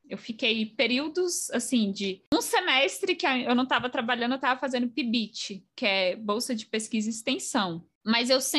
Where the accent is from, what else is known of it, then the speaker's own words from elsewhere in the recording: Bahia, Brazil; eu fiz Cefet, eu sou baiana, e aí eu mudei de cidade para fazer o ensino médio integrado com o técnico.